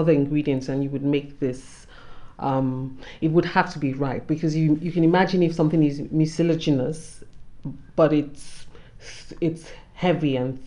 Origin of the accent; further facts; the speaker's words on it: Nigeria; as a Nigerian woman